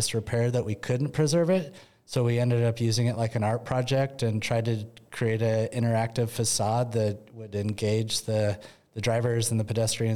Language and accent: English; the Northwest, Pacific Northwest, United States; We grew up in the Northwest around water.